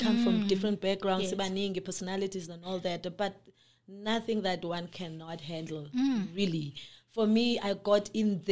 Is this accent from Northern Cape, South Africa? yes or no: yes; Kimberley, Northern Cape, South Africa; born and raised in the Northern Cape, Kimberley, raised by a single parent